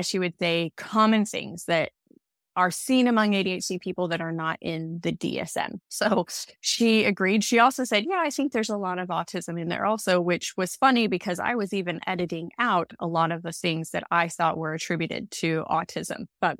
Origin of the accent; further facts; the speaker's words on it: United States; accent: American; moved away as an adult; now in Australia; you may hear, I have an American accent, but I refer to living in Australia. Well, that's because I am originally from America. I've lived in Australia for 10 years.